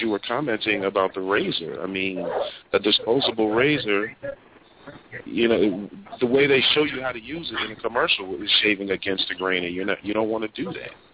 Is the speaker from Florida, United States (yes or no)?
no; New Jersey, United States; moved away as an adult; also born or lived in New York / Alabama; I'm from New Jersey